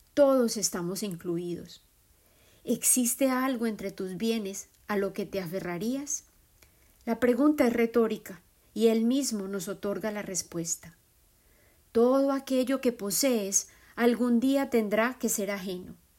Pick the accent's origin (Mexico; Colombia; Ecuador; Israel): Colombia; moved away; Colombia, mi tierra de origen